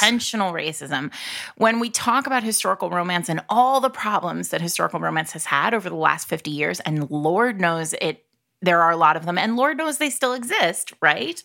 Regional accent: New England, United States; I'm from New England

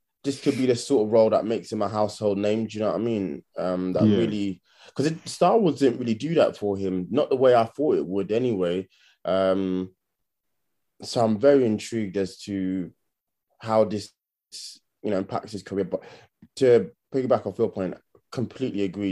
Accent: United Kingdom; we're actually British

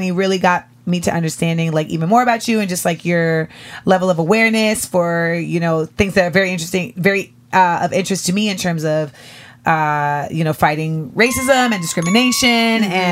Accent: Michigan, United States; moved away as an adult; also born or lived in New York; now in Los Angeles, United States; So I grew up in Michigan.

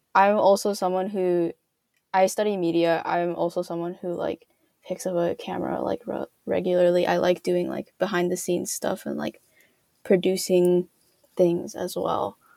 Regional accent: California, United States; I grew up in California

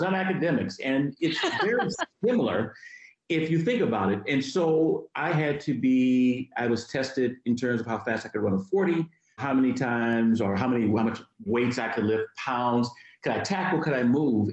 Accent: Virginia, United States; My home state of Virginia

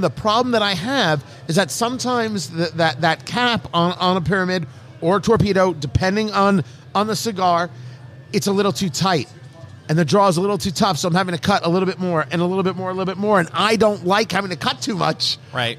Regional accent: New England, United States; now in Indianapolis, United States; I'm from New England

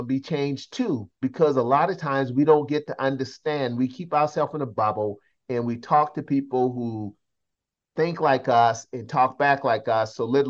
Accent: the South, United States; I came from the South. We knew Baptist churches and all that.

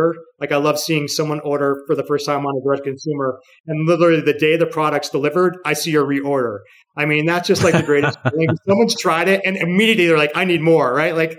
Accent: New York City, New York, United States; New York City is my hometown

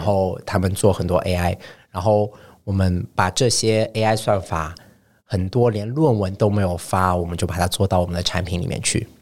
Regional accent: Shanghai, China; moved away as an adult; also born or lived in Paris, France; 我是上海生上海长的，然后我是一个上海人

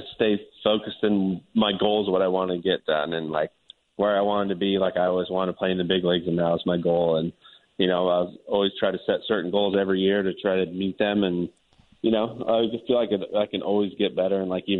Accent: Reno, Nevada, United States; also born or lived in San Jose, California / Sparks, Nevada; I consider myself like a Reno. I always say Reno. I grew up in Sparks right next to Reno, but grew up in Reno. That's all I really remember. I went there when I was 2 years old, so definitely Reno.

